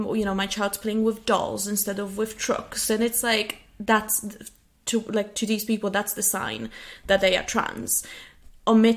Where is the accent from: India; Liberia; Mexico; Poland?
Poland; now in United Kingdom; I'm originally from Poland, now living in the UK.